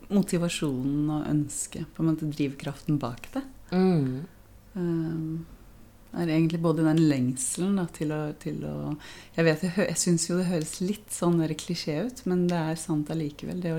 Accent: Oslo, Norway; also born or lived in Israel; er jo opprinnelig fra Oslo. Uh, og så er jeg halvt israelsk. Jeg har en mor fra Israel, så jeg vokste opp både i Israel og, og i Oslo.

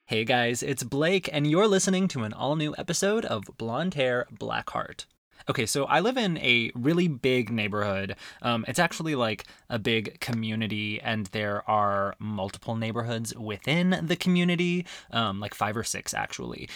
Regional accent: Arizona, United States; growing up in Arizona

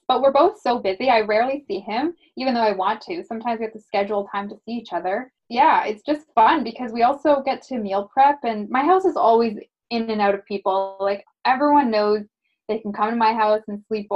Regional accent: Burlington, Ontario, Canada; now in Hamilton, Canada; I grew up in Burlington and then moved to Hamilton

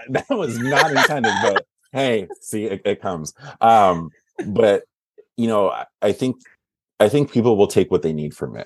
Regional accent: Wisconsin, United States; moved away; also born or lived in Twin Cities / Southern California; I am originally from the Midwest. I'm from Wisconsin, born not born and raised, but raised.

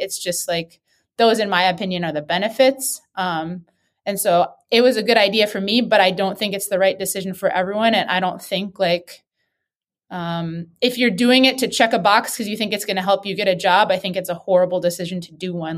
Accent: Wisconsin, United States; moved away; I grew up in Wisconsin

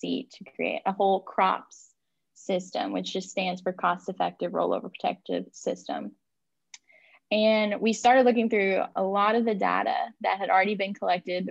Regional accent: West Kentucky, United States; I am born and raised in Kentucky

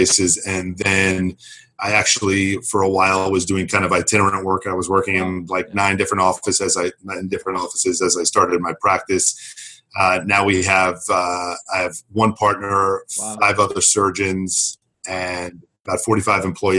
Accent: suburbs of New York City, United States; moved away as an adult; I grew up in New York, in the suburbs of New York City

